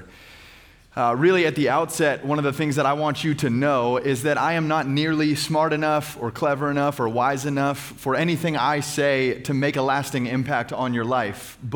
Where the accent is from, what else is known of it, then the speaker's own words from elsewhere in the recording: Phoenix, Arizona, United States; I hail from Phoenix, Arizona. I am a church planter and lead pastor of a local church right there in central Phoenix